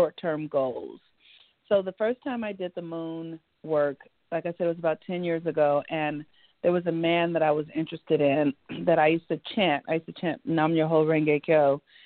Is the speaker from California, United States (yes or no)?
yes; Los Angeles, California, United States; I grew up in Los Angeles, California. My family is from the South